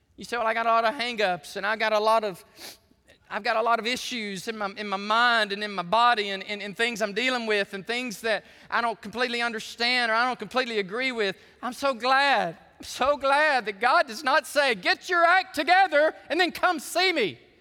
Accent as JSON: {"language": "English", "country": "United States", "said": "I'm a Christian before I am an American patriot."}